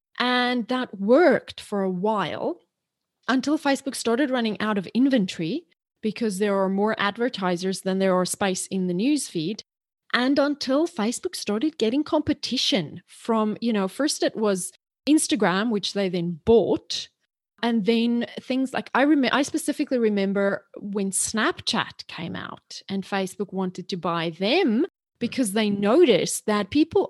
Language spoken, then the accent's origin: English; South Africa; So I grew up in South Africa. My mom was an English teacher. And so she hammered us. And when you're in South Africa, you have to learn the Queen's English.